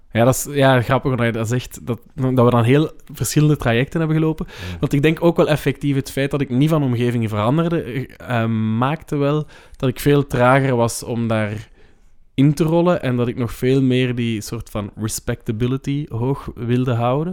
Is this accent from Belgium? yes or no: yes; Leuven, Flanders, Belgium; ik heb ook gestudeerd in Leuven. Eh, en dat is de stad waar ik opgegroeid ben